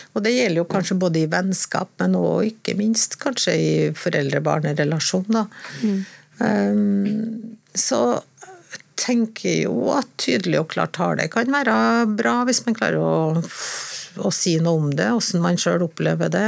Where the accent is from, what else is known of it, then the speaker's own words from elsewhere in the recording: Trondheim, Trøndelag, Norway; jeg er født i Trondheim, da. Ekte trondhjemmer.